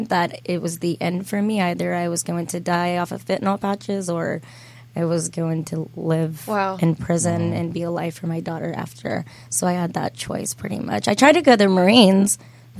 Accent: United States; I was born, I grew up in Madison County also

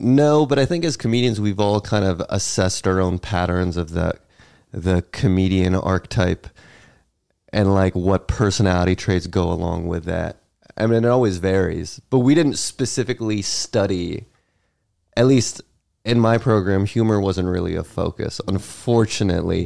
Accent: Dansville, New York, United States; also born or lived in Greensboro, North Carolina / Virginia; now in New York City, United States; I moved to Western New York, about seven hours away from New York City, small town called Dansville

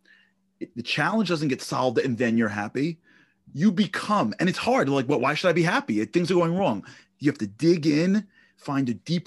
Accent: New York City, New York, United States; I grew up in Canarsie, Brooklyn.

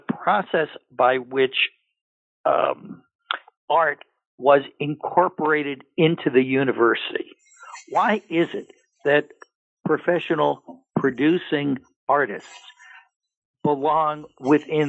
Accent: New York City, New York, United States; moved away; also born or lived in Pennsylvania / Massachusetts / Minnesota / Georgia; I was born in New York City and in Manhattan

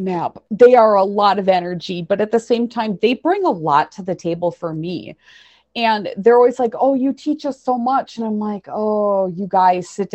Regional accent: central Wisconsin, United States; It's called Borth. It's unincorporated, and we have more cows than people. It's nice. It's my hometown

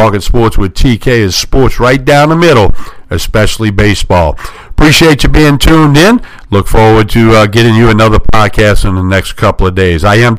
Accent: New Orleans, Louisiana, United States; about 55 miles north of New Orleans, which is my hometown.

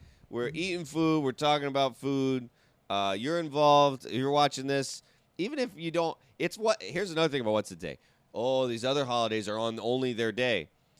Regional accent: Georgia, United States; moved away; It's very important in my home state.

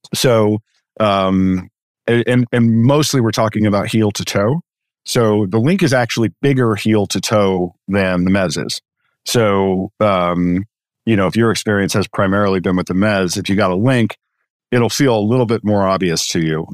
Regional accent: Chicago, Illinois, United States; I grew up in Chicago

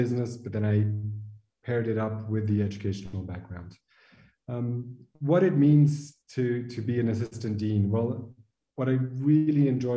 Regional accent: Brazil; also born or lived in France / French Polynesia / Qatar / Kuwait; now in Switzerland; I'm originally from Brazil

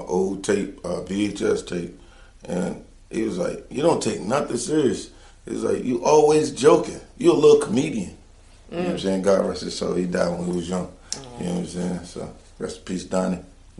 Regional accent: Norfolk, Virginia, United States; also born or lived in Chesapeake, Virginia; I grew up in Chesapeake and Norfolk, Lakeland Apartments in Norfolk, with my cousins Donnie and Daniel and Chris and them.

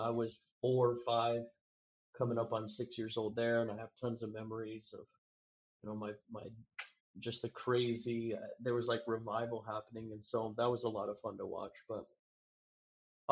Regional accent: United States; I was American

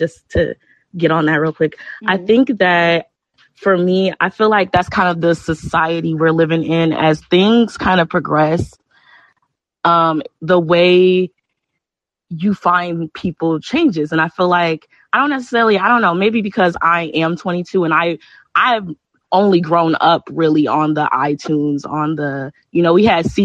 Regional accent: Chicago, Illinois, United States; I'm from Chicago

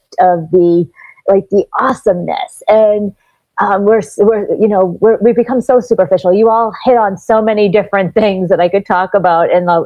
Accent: Boston, Massachusetts, United States; now in South Florida, United States; I grew up in Boston, which is where I am now, though I'm based in South Florida these days

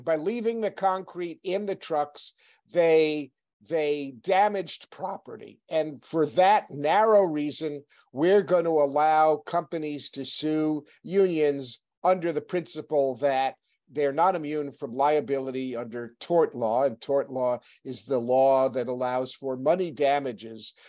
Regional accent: New Hampshire, United States; I'm from New Hampshire.

